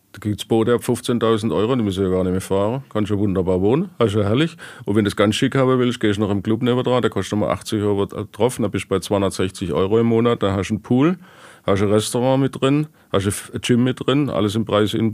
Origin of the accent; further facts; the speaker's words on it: Karlsruhe, Baden-Württemberg, Germany; ich bin Badener, ich komme aus Karlsruhe.